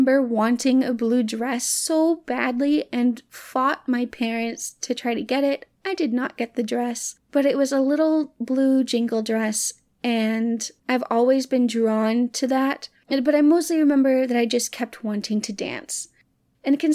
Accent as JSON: {"language": "English", "town": "Hot Springs", "country": "United States", "tie": "born or raised there", "moved": "yes", "said": "my hometown in Hot Springs"}